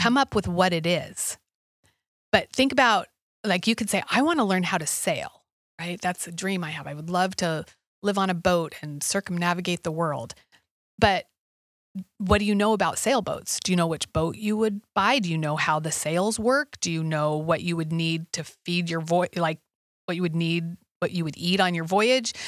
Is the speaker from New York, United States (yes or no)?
no; Alaska, United States; I grew up in Alaska